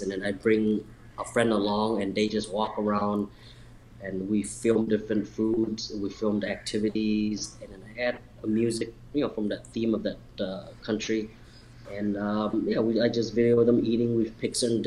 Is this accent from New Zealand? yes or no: no; Laos; now in Chicago, United States; I'm from Laos